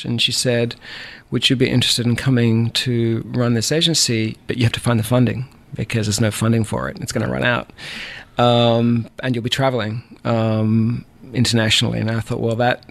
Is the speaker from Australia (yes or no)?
yes; Bendigo, Victoria, Australia; moved away as an adult; also born or lived in California; now in Savannah, United States; I'm from the Southern part of Australia, a country boy at heart, born in a gold mining town called Bendigo, which is in the middle of the state of Victoria